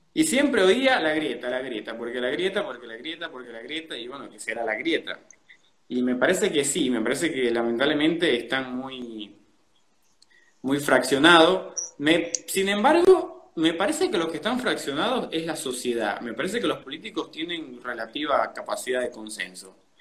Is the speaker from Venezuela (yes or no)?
yes; Venezuela; now in Buenos Aires, Argentina; los venezolanos podríamos aprender